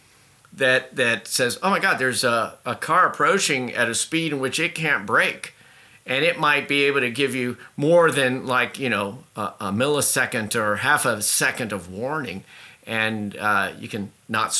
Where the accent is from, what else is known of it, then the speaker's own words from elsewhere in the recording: Indianapolis, Indiana, United States; moved away; also born or lived in Boston; I grew up in Indianapolis in the Midwest, and then I moved to Boston